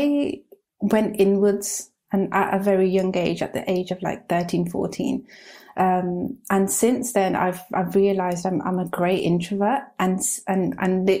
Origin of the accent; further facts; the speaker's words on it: Birmingham, West Midlands, United Kingdom; moved away; growing up in Birmingham